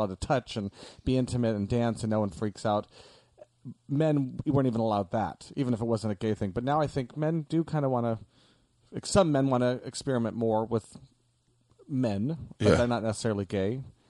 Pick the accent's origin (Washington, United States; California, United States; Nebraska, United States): Nebraska, United States; Omaha; Omaha, Nebraska.